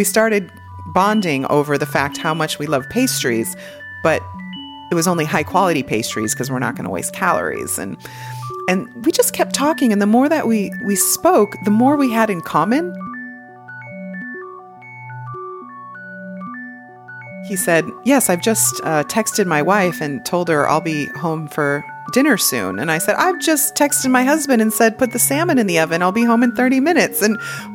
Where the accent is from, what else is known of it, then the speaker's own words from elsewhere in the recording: United States; I'm American